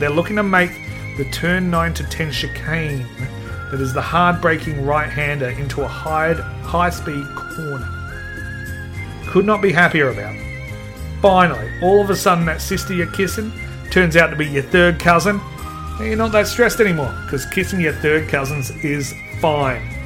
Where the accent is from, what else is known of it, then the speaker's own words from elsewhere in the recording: Adelaide, South Australia, Australia; I'm from Adelaide